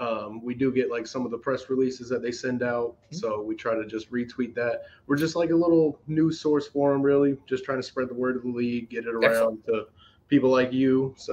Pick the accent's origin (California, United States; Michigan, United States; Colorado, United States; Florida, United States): Florida, United States; Jacksonville; born and raised in Jacksonville, Florida.